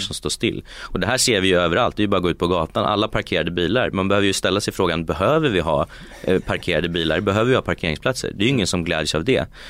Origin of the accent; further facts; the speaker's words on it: Uppsala, Uppsala County, Sweden; moved away as an adult; also born or lived in Geneva / California; jag är från Uppsala från början